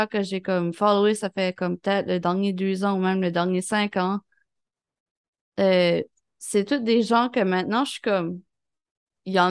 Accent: Sherbrooke, Quebec, Canada; Je viens de Sherbrooke.

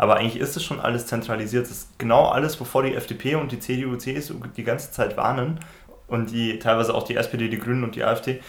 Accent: Regensburg, Bavaria, Germany; now in Dresden, Germany; Regensburg in meiner Heimatstadt

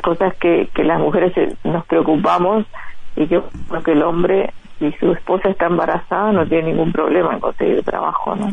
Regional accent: Uruguay; moved away as an adult; now in Los Angeles, United States; desde que me fui de Uruguay

